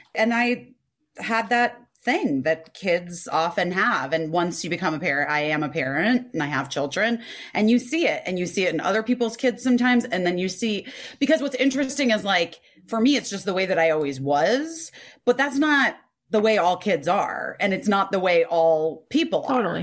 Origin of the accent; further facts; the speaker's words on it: Scottsdale, Arizona, United States; I grew up in Arizona and Scottsdale